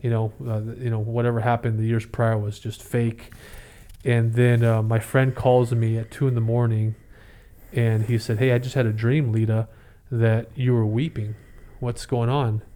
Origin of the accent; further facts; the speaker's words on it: San Jose, California, United States; also born or lived in Oklahoma / Fremont, California; I grew up in East San Jose and, uh, born in Oklahoma, but we moved out here